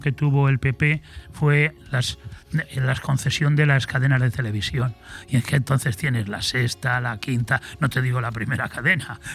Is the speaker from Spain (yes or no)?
yes; Madrid, Community of Madrid, Spain; now in Benidorm, Spain; en el Madrid donde yo nací, en el centro, centro de Madrid